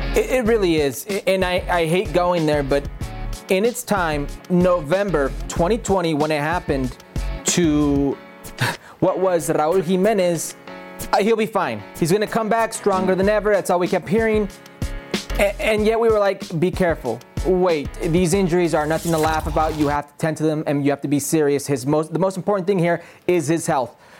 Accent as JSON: {"language": "English", "country": "United States", "tie": "born or raised there", "said": "Being Mexican American, you grow up with two sets of idols"}